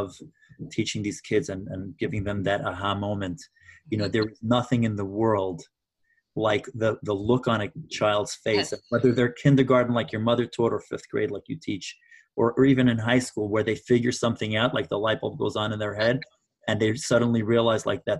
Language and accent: English; New York, United States; I'm from New York